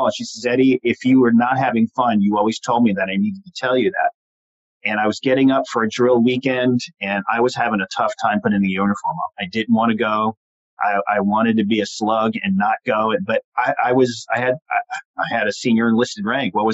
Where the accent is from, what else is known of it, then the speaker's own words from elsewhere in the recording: Long Island, New York, United States; but I did a lot of growing up on Long Island, and and I went from there.